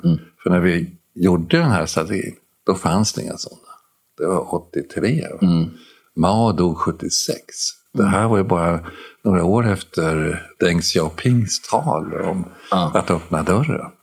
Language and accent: Swedish; Sweden